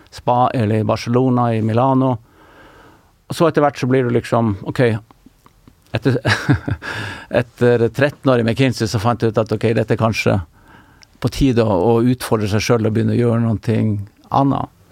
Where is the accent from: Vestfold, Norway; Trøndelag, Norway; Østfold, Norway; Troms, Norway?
Troms, Norway; Tromsø; moved away as an adult; also born or lived in Oslo; da jeg vokste opp i Tromsø